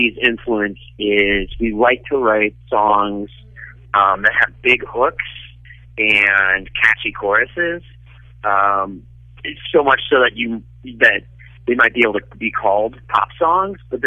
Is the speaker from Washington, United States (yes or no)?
no; Cincinnati, Ohio, United States; I'm Cincinnati through and through